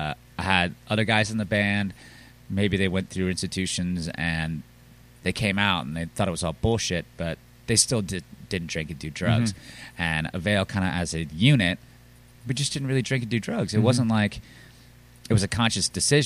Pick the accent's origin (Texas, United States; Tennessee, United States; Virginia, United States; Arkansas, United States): Virginia, United States; Reston; born or raised there; moved away as an adult; now in Richmond, United States